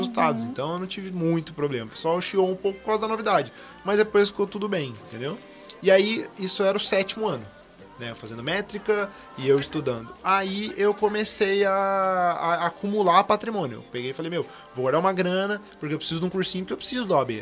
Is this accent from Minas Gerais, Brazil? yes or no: no; Guará, interior of São Paulo, Brazil; Eu sou de Guará, sou do interior de São Paulo